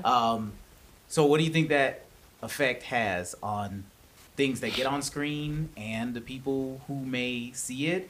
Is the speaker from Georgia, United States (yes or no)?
yes; Atlanta, Georgia, United States; I grew up here in Atlanta